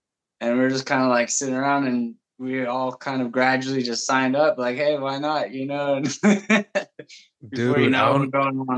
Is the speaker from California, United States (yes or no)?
yes; Bakersfield, California, United States; also born or lived in Los Angeles; mom moved to Bakersfield. And that's how that whole chapter started. So, yeah, from like, what was it, like 5, I think, to like 13, I was in Bakersfield, or at least, 12, 13. Yeah. I'm like 37 now.